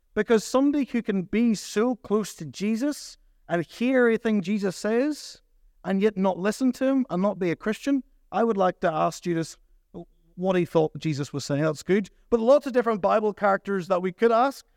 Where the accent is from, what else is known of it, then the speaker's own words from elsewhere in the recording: Portadown, Northern Ireland, United Kingdom; moved away as an adult; now in Ballymena, United Kingdom; I grew up in Port Adon